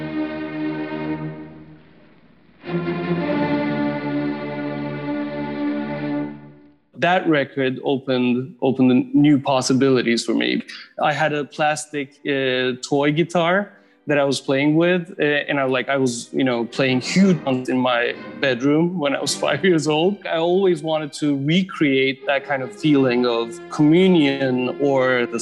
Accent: Istanbul, Turkey; moved away as an adult; also born or lived in New York; now in Los Angeles, United States; I grew up in Istanbul. I lived in New York for 7 years and I moved to LA 6 years ago.

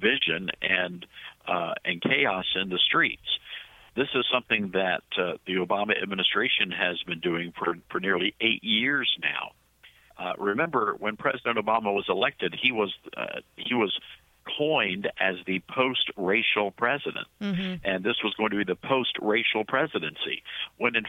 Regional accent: Tennessee, United States; I'm originally from Tennessee

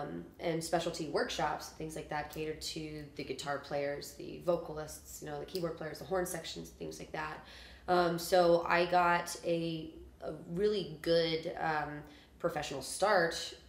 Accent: Omaha, Nebraska, United States; now in Kansas City, United States; Yeah, I'm from Omaha, Nebraska

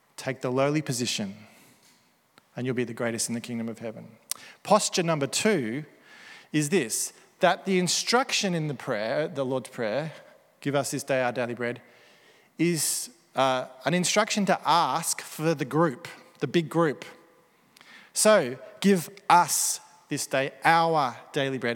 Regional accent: Melbourne, Victoria, Australia; Aussie Melbourne Christians

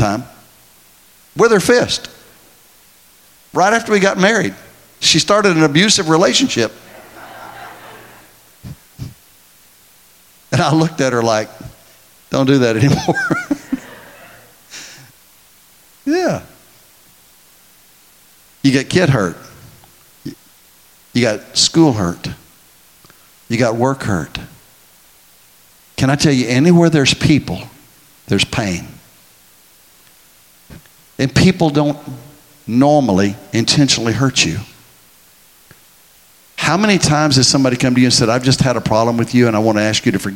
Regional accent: Texas, United States; I'm from Texas

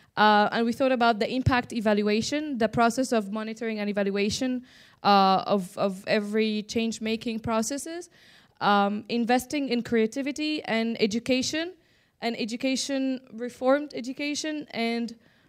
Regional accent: Egypt; from Egypt and I'm a young Mediterranean voice.

